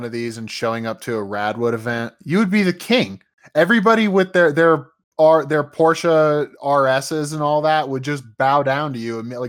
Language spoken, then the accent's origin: English; Allentown, Pennsylvania, United States; I grew up outside of Allentown, PA.